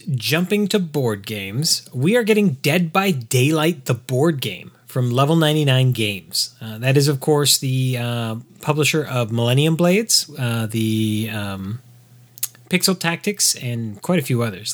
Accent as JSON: {"language": "English", "region": "Southern California", "country": "United States", "tie": "born or raised there", "said": "I grew up in Southern California in a city with seven military bases in it."}